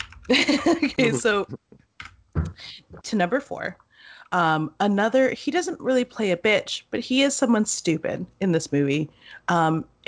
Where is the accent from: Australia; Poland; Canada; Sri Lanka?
Canada; we are Canadian